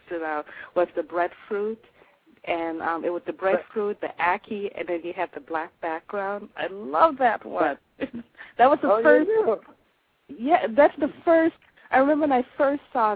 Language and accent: English; Jamaica; now in Chicago, United States; as a Jamaican in the diaspora returning home